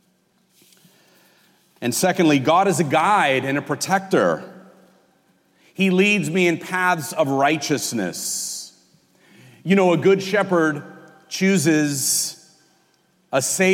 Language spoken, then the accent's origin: English; California, United States; moved away; I'm from California. We call the highways freeways back there